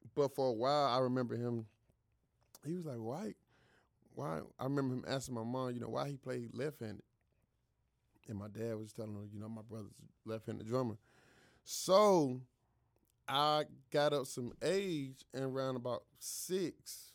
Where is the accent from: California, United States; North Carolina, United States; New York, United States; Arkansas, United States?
North Carolina, United States; Greenville; I was born in Greenville, North Carolina.